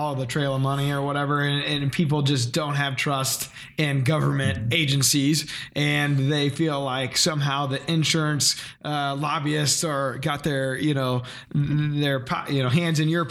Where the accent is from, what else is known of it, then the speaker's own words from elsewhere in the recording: Ste. Genevieve County, Missouri, United States; we're from St. Genevieve County